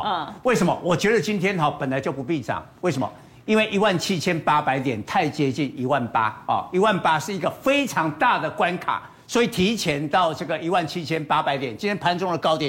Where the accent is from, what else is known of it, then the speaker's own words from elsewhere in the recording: Taiwan; 那台湾不是啊，台湾是出口，我们是美国的供应链。